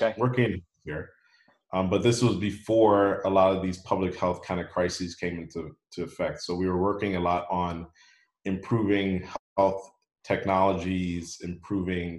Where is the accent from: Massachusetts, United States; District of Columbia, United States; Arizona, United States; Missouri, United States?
District of Columbia, United States; Washington; moved away as an adult; now in Bermuda; I'm originally from the Washington, D.C. area